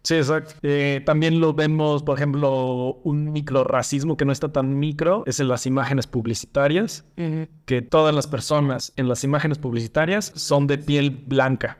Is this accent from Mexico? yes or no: yes; Mexico; como mexicanos, todos tenemos parientes que viven en Estados Unidos